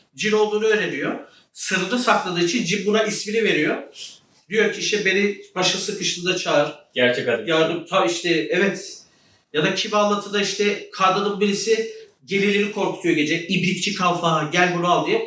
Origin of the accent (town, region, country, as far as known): Ceyhan, Adana, Turkey